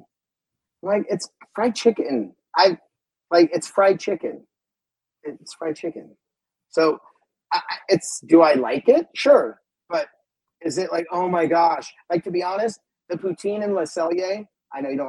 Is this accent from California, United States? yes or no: yes; San Diego, California, United States; I grew up in San Diego